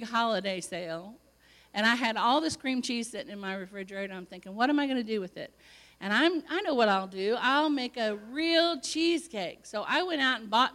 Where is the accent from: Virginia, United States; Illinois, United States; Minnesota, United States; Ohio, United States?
Illinois, United States; moved away as an adult; also born or lived in California; I was from Illinois, and here I was in California